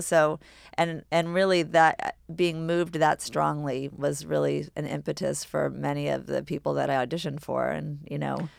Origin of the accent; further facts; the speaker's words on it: New York City, New York, United States; we grew up on Governor's Island